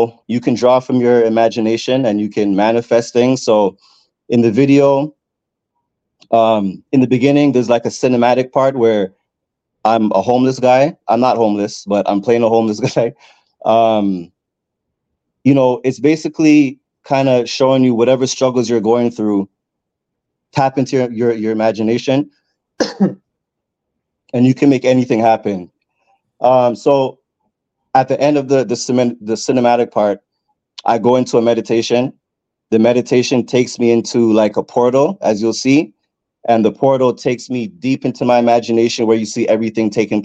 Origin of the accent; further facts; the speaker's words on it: Edmonton, Alberta, Canada; now in Toronto, Canada; I'm from Toronto by way of a city you probably never heard of called Edmonton